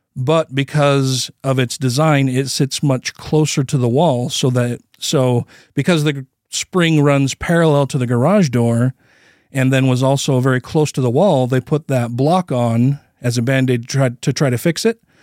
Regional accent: United States; I'm an American

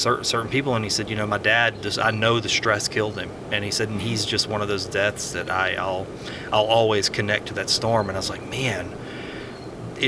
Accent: Houston River Road, Louisiana, United States; the home that I grew up in. I grew up on Houston River Road

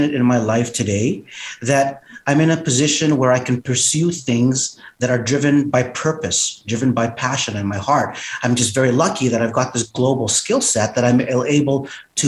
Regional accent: Edmonton, Alberta, Canada; being born in Edmonton and being Asian Canadian

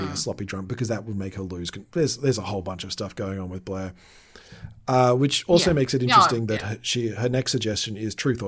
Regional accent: Australia; we're from Australia

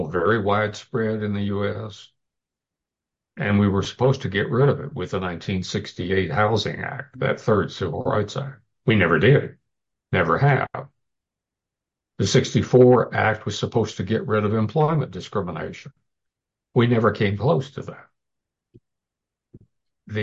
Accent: Houston, Texas, United States; I grew up in the Deep South, in Houston, under Jim Crow

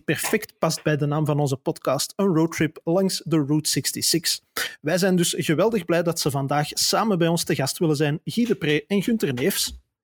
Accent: Antwerp, Flanders, Belgium; accent: Antwerpse tongval; heb ik een niet te verbergen Antwerpse tongval

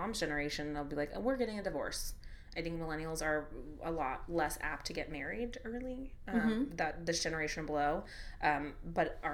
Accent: United States; as American women

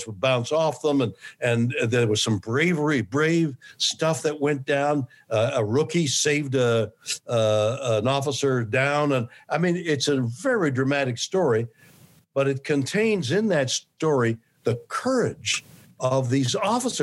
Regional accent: Montreal, Quebec, Canada; moved away as an adult; also born or lived in Toronto, Canada / New York City, United States; now in Los Angeles, United States; I'm from Montreal, Canada

